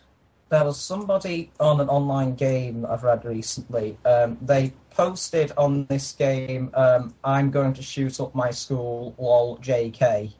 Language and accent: English; United Kingdom; I'm British